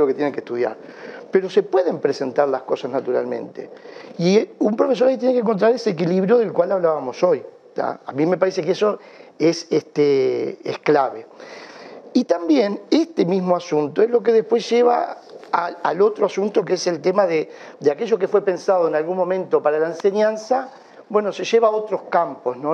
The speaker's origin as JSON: {"language": "Spanish", "country": "Uruguay", "said": "somos los uruguayos"}